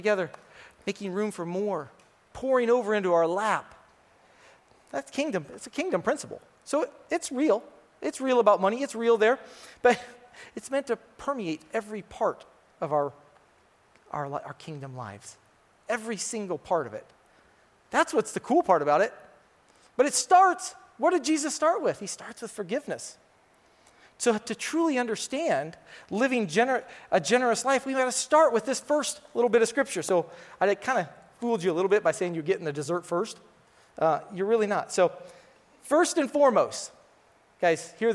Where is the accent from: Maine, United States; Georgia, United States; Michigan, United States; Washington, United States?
Washington, United States; Tumwater; I'm from Tumwa, so I consider myself an honorary East Sider